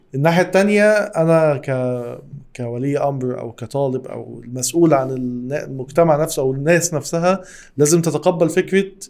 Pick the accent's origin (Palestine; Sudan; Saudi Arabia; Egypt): Egypt; احنا ليه كمصر